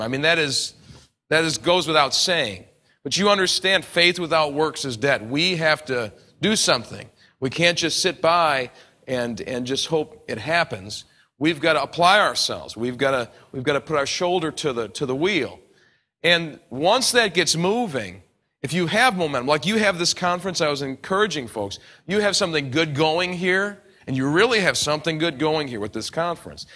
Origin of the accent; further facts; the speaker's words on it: New York, United States; I come from New York